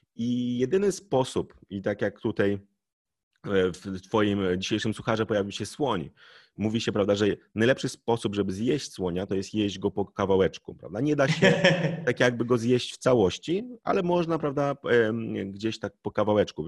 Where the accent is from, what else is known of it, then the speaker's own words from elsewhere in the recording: Poland; my Polacy